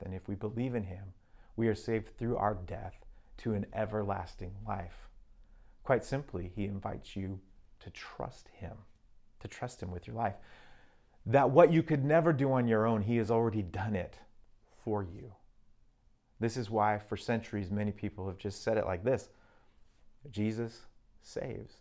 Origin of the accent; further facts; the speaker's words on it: Arizona, United States; also born or lived in Mexico; now in Seattle, United States; growing up in Arizona